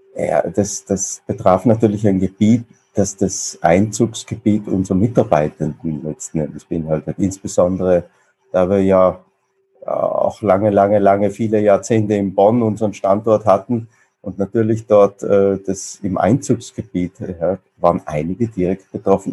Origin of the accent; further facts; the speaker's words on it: South Tyrol, Trentino-Alto Adige, Italy; moved away as an adult; also born or lived in Vienna; wie man vielleicht unschwer hören kann, jetzt kein gebürtiger Kölner und äh, ich komme aus sehr weit aus dem Süden, also aus dem südlichsten Teil, wo man noch Deutsch spricht, aus Südtirol